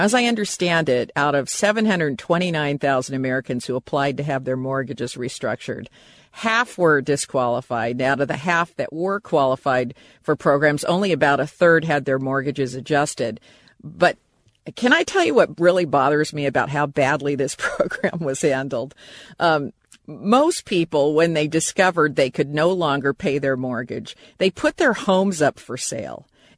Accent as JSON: {"language": "English", "country": "Japan", "tie": "born or raised there", "said": "I was raised in Japan and other parts of Asia, and it's very common there for mortgages to be 99 years."}